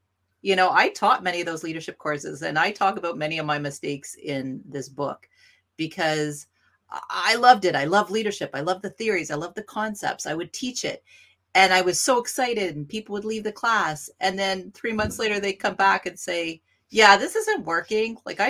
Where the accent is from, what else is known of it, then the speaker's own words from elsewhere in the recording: Northern Ontario, Canada; I'm from Northern Ontario and we love hockey.